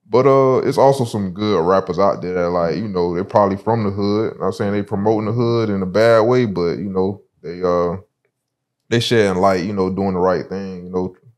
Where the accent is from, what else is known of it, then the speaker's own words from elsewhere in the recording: Sumter, South Carolina, United States; also born or lived in Broward County, Florida; now in South Florida, United States; I grew up in South Carolina